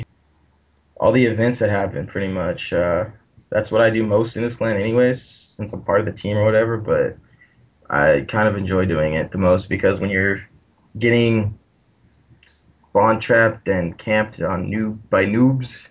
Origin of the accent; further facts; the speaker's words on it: Central California, United States; I am from California, around Central California.